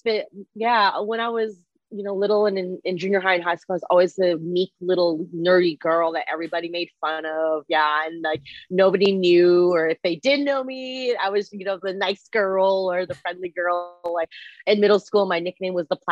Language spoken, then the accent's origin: English; Canada; first language Mandarin Chinese; English is a second language; now in United States; I am Chinese, but I was born and raised in Canada before I moved to the States.